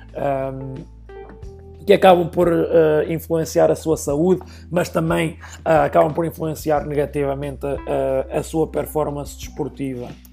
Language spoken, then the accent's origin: Portuguese; Oliveira do Hospital, Centro, Portugal; moved away as an adult; now in Lincoln, United States; eu sou natural de Oliveira do Hospital, uma pequena cidade no distrito de Coimbra